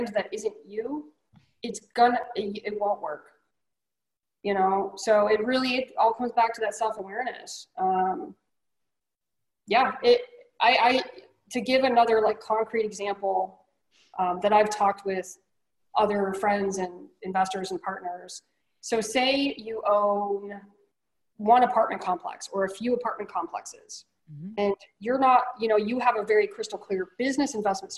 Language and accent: English; New York, United States; I'm from New York